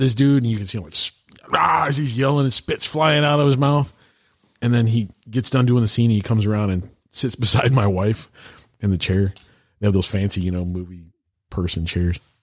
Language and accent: English; Iowa, United States; I grew up in Iowa